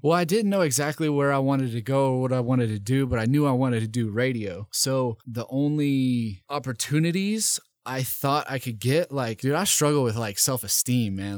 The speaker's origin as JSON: {"language": "English", "town": "Nashville", "region": "Tennessee", "country": "United States", "tie": "born or raised there", "also_born_or_lived": "East Idaho", "moved": "as an adult", "lives_now": "Boise, United States", "said": "I grew up in Nashville, Tennessee"}